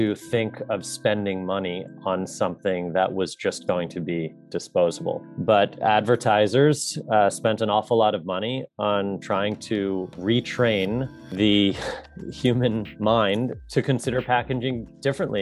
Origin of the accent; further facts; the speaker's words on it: New York, United States; moved away as an adult; also born or lived in Chicago / Los Angeles; I grew up in New York, pretty idyllic childhood